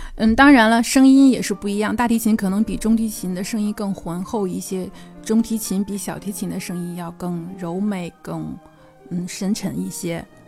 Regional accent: China; 我们中国人

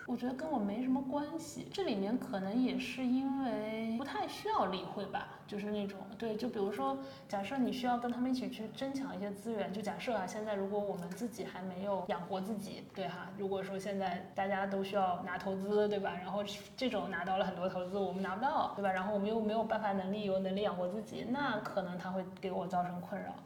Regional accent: Zhejiang, China; moved away; 我老家可能这个浙江的三四线城市

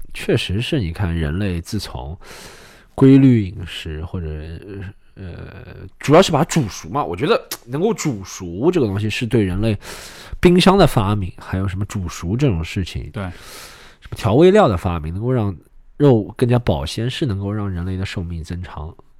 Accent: China; 你说我们中国人，就拿中国人来说

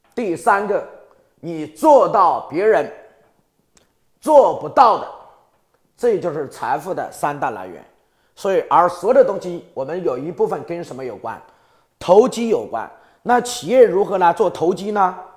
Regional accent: Hubei, China; 我的老家在湖北

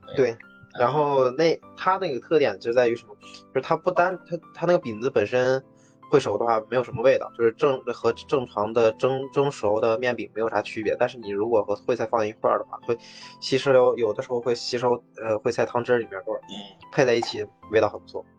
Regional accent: Inner Mongolia, China; 作为一个来自于内蒙的汉子

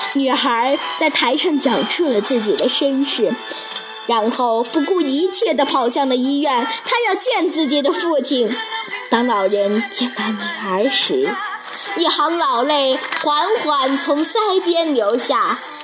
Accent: Fugu, Shaanxi, China; 我来自陕西榆林府谷，是雅乐艺术学校王霞老师的学生

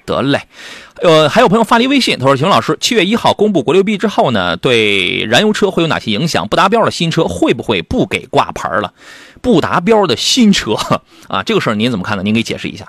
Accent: Qingdao, Shandong, China; moved away; 这我老家的朋友

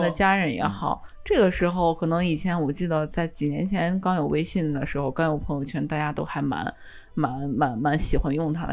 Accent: China; now in Japan; 他知道我是中国人

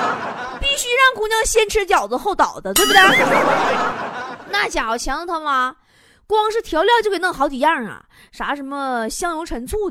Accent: Northeast China, China; 我作为一个东北人

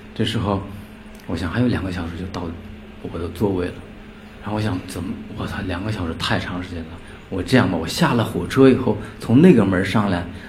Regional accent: Inner Mongolia grasslands, China; 我从小就是来自于一个边缘地区。 内蒙古草原

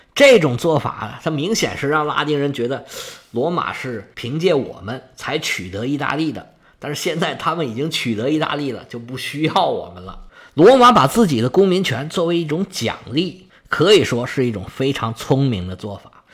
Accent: China; 我们中国人特别能理解这个事儿

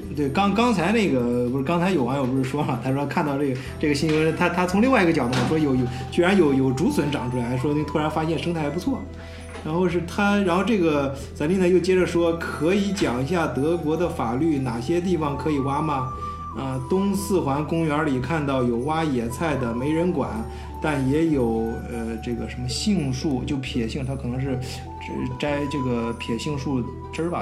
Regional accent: China; now in Germany; 我们中国人，呃，叫韭菜

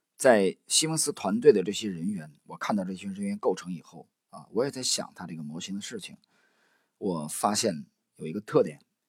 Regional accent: China; 我们中国人

